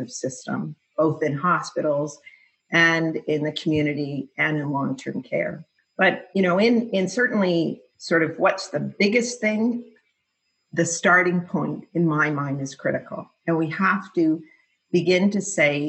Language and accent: English; Canada